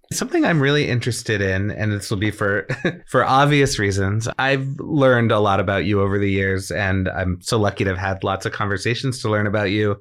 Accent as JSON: {"language": "English", "town": "Boston", "region": "Massachusetts", "country": "United States", "tie": "born or raised there", "said": "growing up in Boston"}